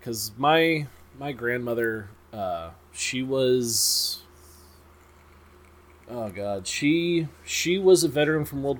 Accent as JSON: {"language": "English", "town": "Long Beach", "region": "California", "country": "United States", "tie": "born or raised there", "said": "I grew up in Long Beach, California"}